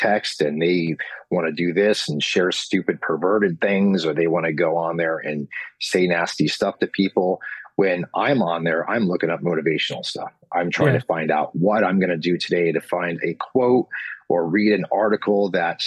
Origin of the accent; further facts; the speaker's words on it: United States; I'm from Knoxon, and we were dirt poor